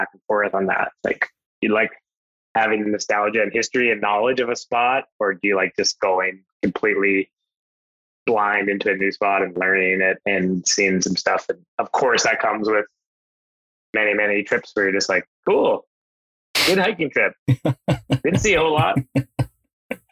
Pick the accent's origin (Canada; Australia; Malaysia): Canada; Alberta; now in British Columbia, Canada; I grew up hunting on the acreage that we grew up in Alberta for whitetails and stuff like that.